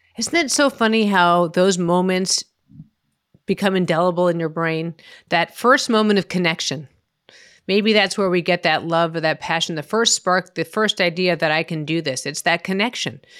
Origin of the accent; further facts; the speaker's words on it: Boston, Massachusetts, United States; growing up in Boston